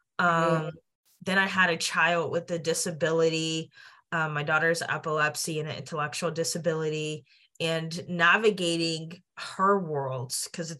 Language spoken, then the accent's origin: English; Johnstown, Pennsylvania, United States; I'm from Johnstown, Pennsylvania, small rural town, you know, steel town, and like in the middle of PA between Philly and Pittsburgh. And, you know, I had a great childhood